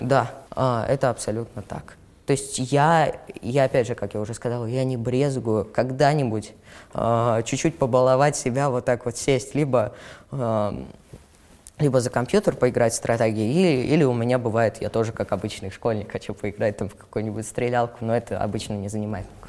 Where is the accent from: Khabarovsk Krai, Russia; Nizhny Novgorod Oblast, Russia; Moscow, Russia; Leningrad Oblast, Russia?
Moscow, Russia; мне 13 лет, я из Москвы и живу совершенно недалеко от э, места съемки